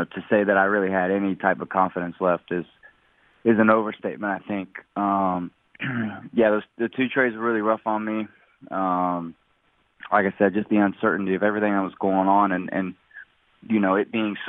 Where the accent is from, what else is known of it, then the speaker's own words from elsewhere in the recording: Charleston, West Virginia, United States; moved away as an adult; now in Pittsburgh, United States; I grew up in Charleston, West Virginia.